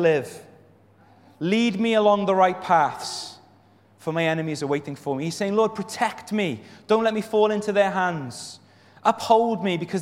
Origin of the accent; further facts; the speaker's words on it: Wales, United Kingdom; I'm from Wales